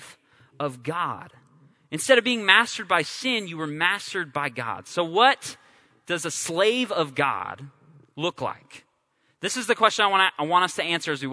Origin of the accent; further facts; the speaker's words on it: California, United States; I'm from California